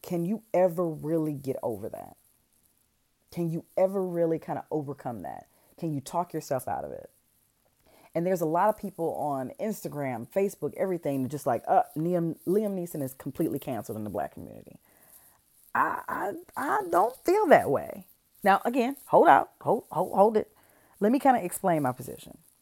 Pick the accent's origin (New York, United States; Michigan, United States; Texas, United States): Michigan, United States; Detroit; moved away; I'm from Detroit